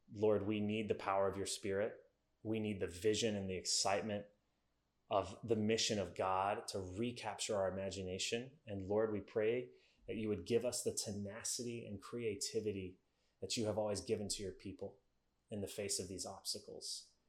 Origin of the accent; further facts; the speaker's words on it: United States; As Americans